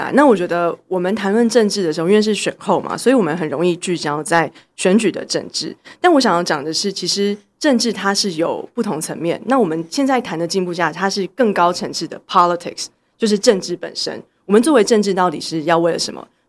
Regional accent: Taiwan; 所以我们经历个，比如说作为一个台湾人或台湾人认同这件事情

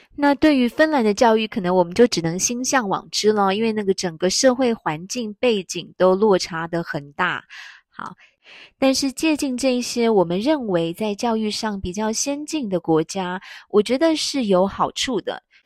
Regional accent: Taiwan; 我们台湾人

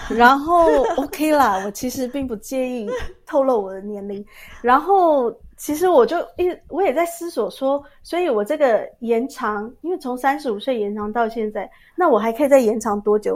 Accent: Tainan, Taiwan; moved away as an adult; now in Zurich, Switzerland; 我是台南人

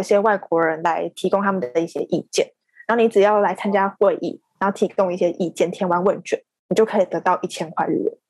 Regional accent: Taipei, Taiwan; 我是台北人，然后我大学也是在台北念书

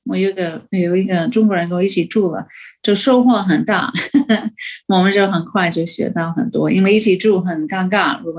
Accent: United States; Chinese is a second language; moved away as an adult; also born or lived in Beijing, China / Guangzhou, China; 所以我们美国人去呢，

